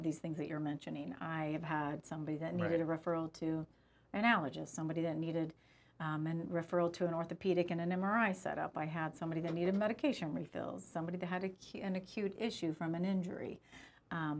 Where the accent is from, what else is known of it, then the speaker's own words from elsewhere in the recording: United States; as an American